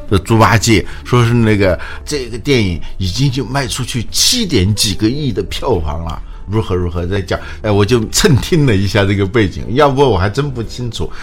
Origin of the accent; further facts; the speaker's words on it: China; 我们中国人很灵活的嘛